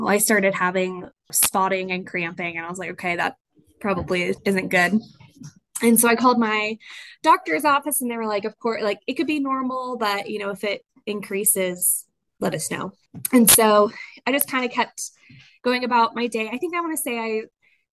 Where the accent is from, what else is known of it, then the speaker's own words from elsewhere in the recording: Houston, Texas, United States; now in Midland, United States; I'm originally from Houston.